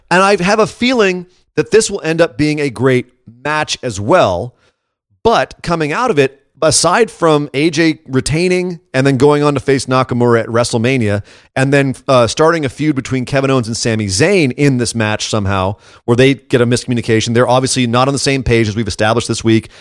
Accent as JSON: {"language": "English", "region": "Scotland", "country": "United Kingdom", "said": "As a Scot"}